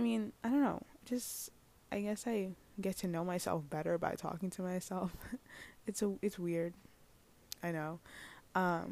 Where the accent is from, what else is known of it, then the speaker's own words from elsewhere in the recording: New York City, New York, United States; I'm from New York City.